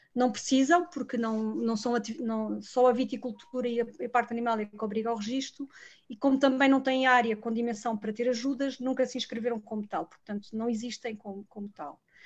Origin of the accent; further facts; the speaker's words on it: Lisbon, Portugal; eu sou de Lisboa, nasci em Lisboa e cresci em Lisboa